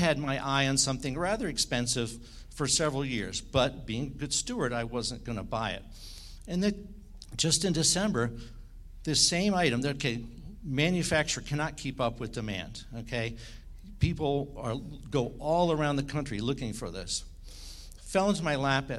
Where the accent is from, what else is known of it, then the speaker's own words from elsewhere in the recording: Washington, District of Columbia, United States; I was born in Washington, D.C.